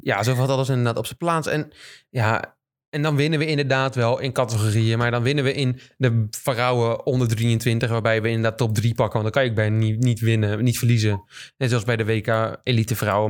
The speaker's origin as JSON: {"language": "Dutch", "country": "Netherlands"}